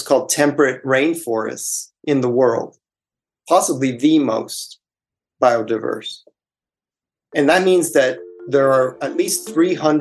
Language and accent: English; Miami, Florida, United States; moved away; growing up in Miami